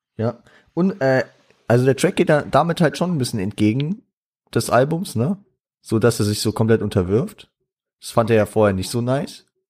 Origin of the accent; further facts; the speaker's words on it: Frankfurt, Hesse, Germany; ich bin auch stolzer Frankfurter